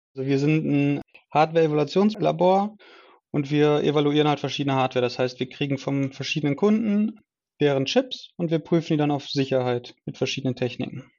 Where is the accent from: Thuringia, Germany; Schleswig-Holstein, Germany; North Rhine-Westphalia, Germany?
North Rhine-Westphalia, Germany; Essen; Ich komme aus Essen war schon immer ein Essener und bin auch immer noch ein Essener.